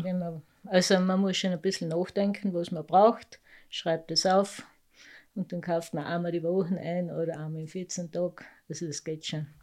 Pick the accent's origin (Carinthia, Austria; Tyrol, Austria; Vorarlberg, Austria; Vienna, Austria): Carinthia, Austria; Lading; accent: Lavanttal dialect; also born or lived in Obergösel; Aufgewachsen in Lading, nicht gar so groß